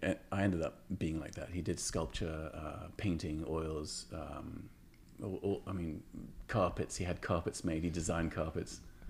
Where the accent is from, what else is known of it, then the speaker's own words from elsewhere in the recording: England, United Kingdom; Whereas growing up in England in the 70s and 80s, it was a place of why